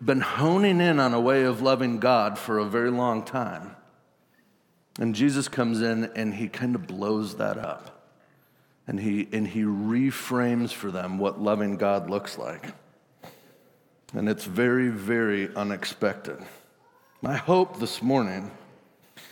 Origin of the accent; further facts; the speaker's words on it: Wisconsin, United States; I'm from Wisconsin